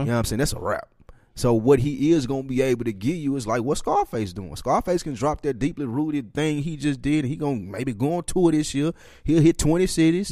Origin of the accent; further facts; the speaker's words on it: Nashville, Tennessee, United States; we are from Nashville, Tennessee